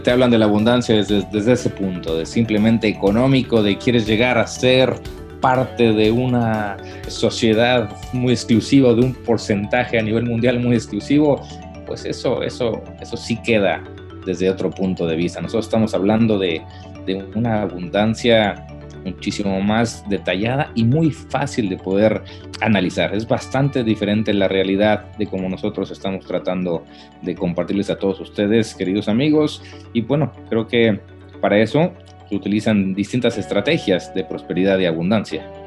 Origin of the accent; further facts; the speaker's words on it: Mexico City, Mexico; moved away as an adult; now in United States; soy la Ciudad de México